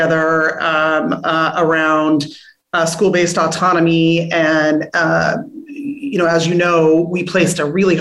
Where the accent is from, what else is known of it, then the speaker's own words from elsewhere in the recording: California, United States; moved away as an adult; also born or lived in Newark; I'm from California, lived 3,000 miles away from my growing up family for almost 20 years